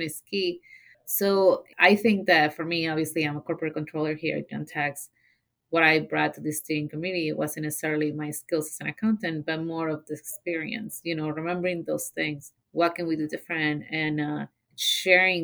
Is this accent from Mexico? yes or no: yes; Mexico; English is a second language; moved away as an adult; now in Zeeland, United States; So I moved to the Ceylon area from Mexico when I was 18 years old.